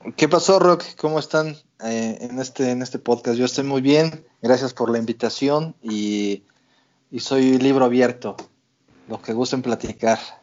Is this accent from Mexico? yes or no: yes; Mexico City, Mexico; moved away as an adult; now in Vancouver, Canada; Yo soy de la Ciudad de México, soy chilango de corazón